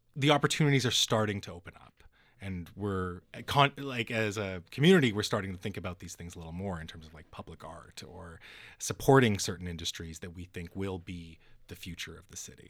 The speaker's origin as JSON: {"language": "English", "town": "North Vancouver", "region": "British Columbia", "country": "Canada", "tie": "born or raised there", "said": "I live in North Van, and, and I grew up in North"}